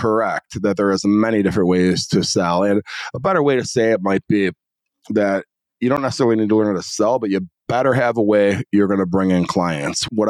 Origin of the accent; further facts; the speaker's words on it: Northwest suburbs of Chicago, Illinois, United States; I grew up in the Northwest suburbs of Chicago